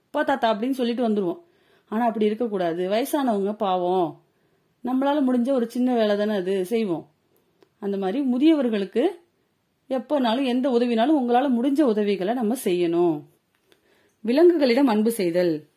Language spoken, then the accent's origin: Tamil; India